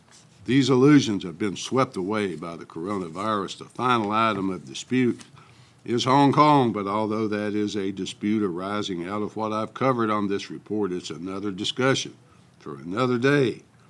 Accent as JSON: {"language": "English", "region": "Tennessee", "country": "United States", "tie": "born or raised there", "also_born_or_lived": "Grand Rapids, Michigan", "moved": "as an adult", "said": "to work in a General Motors factory where union-scale wages were many times what I could make in my home state of Tennessee."}